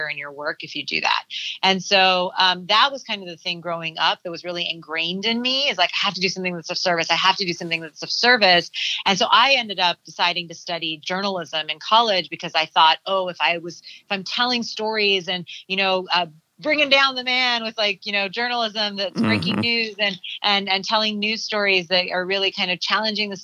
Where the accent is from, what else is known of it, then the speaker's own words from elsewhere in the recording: Southern California, United States; I'm born and raised in Southern California, and I am the firstborn child of immigrants